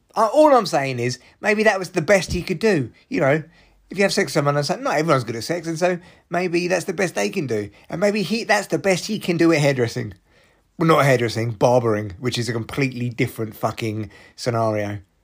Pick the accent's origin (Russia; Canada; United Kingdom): United Kingdom; I'm too British